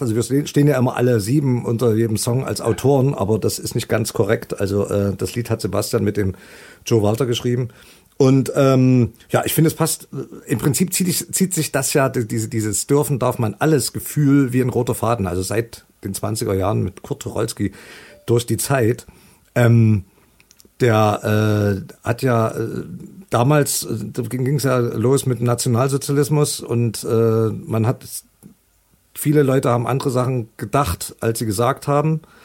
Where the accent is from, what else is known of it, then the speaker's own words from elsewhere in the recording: Leipzig, Saxony, Germany; also born or lived in London; meine eigentliche Heimatstadt Leipzig